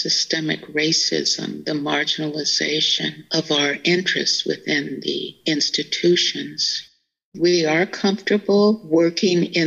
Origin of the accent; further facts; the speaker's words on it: Berkeley, California, United States; I grew up in Berkeley, where we were about 20% of the population